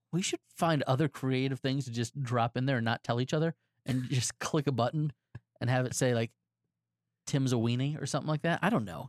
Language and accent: English; Florida, United States; also born or lived in Texas; I have been a Floridian since I was eight years old